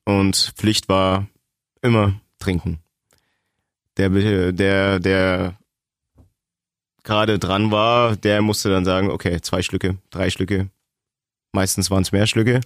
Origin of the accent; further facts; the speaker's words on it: East Germany, Germany; now in Augsburg, Germany; bin Ossi